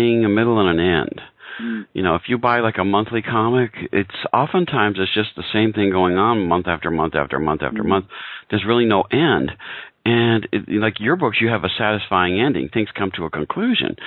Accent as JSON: {"language": "English", "country": "United States"}